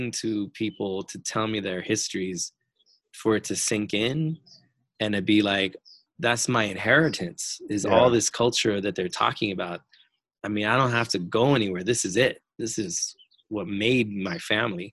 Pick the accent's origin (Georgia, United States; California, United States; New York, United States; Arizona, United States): Arizona, United States; I am from Arizona.